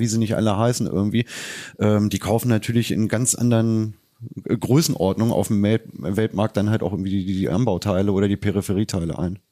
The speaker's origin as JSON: {"language": "German", "area": "Leine-Weser Uplands", "region": "Lower Saxony", "country": "Germany", "moved": "yes", "said": "ich komme ja aus dem Leineweser-Bergland"}